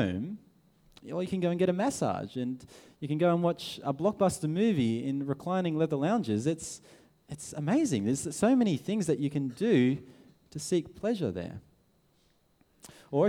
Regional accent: Sydney, New South Wales, Australia; we're from Sydney

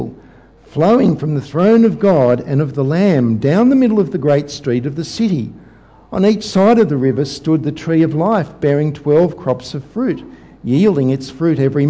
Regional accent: Sydney, New South Wales, Australia; my hometown, Sydney

